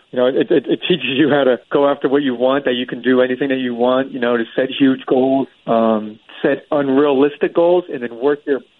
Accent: Florida, United States; I was born and raised in Florida

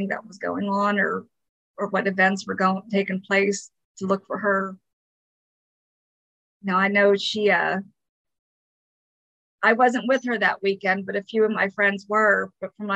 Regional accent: Windsor, Pennsylvania, United States; moved away as an adult; now in California, United States; I grew up in Windsor, Pennsylvania. I moved out here right after high school when I was 18.

